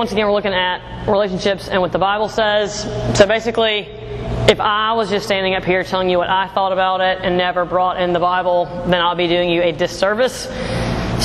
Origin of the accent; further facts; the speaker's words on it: Jackson, Mississippi, United States; also born or lived in Birmingham, Alabama; I am from Jackson, Mississippi